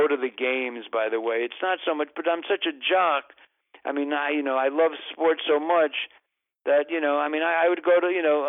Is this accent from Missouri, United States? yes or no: no; New York, United States; also born or lived in Ohio; now in Los Angeles, United States; I'm a New Yorker and I'm, you know, and once I moved out to L.A.